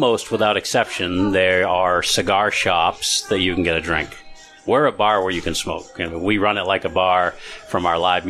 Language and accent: English; Barrington, New Hampshire, United States; moved away as an adult; also born or lived in Rochester, New Hampshire; I grew up in Barrington, the next town over.